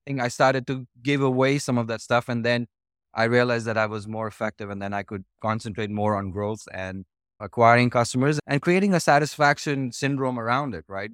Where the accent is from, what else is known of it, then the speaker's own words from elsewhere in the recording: New Delhi, Delhi, India; moved away as an adult; now in United States; I was born and, uh, I was raised in New Delhi, uh, in India, which is northern part of India.